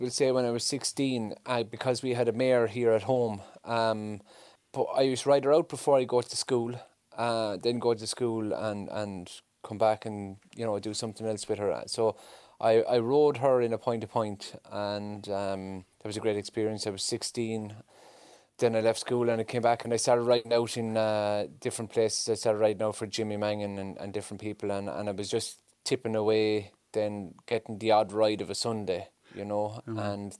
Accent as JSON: {"language": "English", "region": "County Cork", "country": "Ireland", "tie": "born or raised there", "said": "I had a wonderful childhood. We lived on a farm in the town, so we had the best of both worlds."}